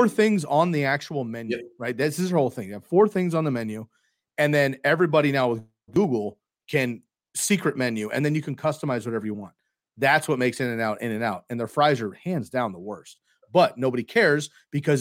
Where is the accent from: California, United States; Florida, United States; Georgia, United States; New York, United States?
California, United States; I grew up in California, it's good In-N-Out weekly in high school